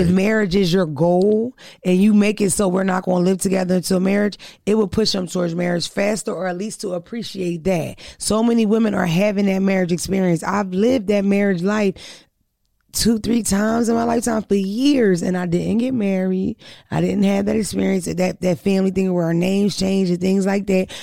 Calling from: Louisiana, United States; I'm calling from Louisiana

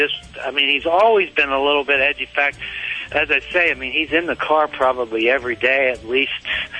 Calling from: Littlestown, Pennsylvania, United States; Littletown, Pennsylvania, right in the center of the state.

